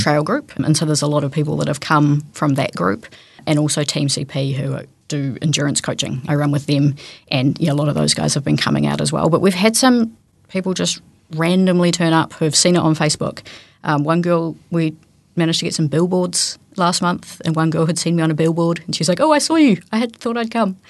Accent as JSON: {"language": "English", "town": "Te Anau", "region": "Southland", "country": "New Zealand", "tie": "born or raised there", "said": "I grew up in Teano"}